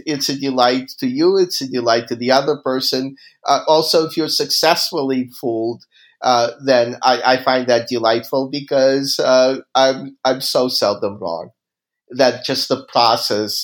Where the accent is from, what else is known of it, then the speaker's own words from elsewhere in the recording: Kyiv, Ukraine; moved away; I grew up in Kiev.